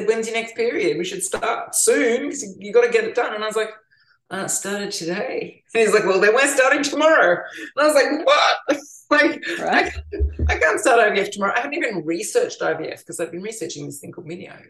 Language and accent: English; Melbourne, Victoria, Australia; now in New South Wales, Australia; I'm from Melbourne